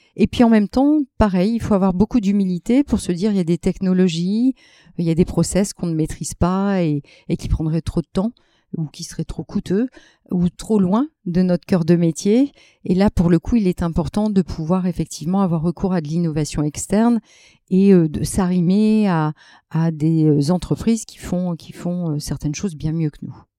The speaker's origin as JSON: {"language": "French", "town": "Lille", "region": "Hauts-de-France", "country": "France", "said": "moi qui suis lilloise d'origine"}